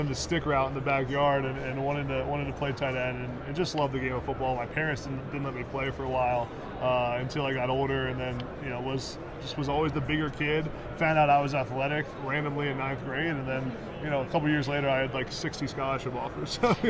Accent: Pennsylvania, United States; he came to Penn State, the offense felt like a great fit, and it was my hometown school

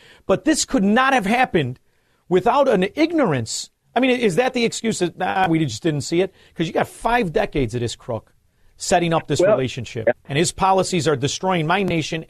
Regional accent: Chicago, Illinois, United States; And, I'm from Chicago. And one thing about Chicago, it is the mafia capital of the world.

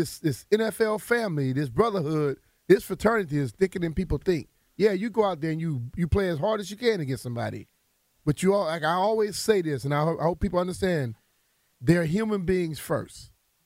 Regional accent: Louisiana, United States; moved away; when I was growing up in Louisiana

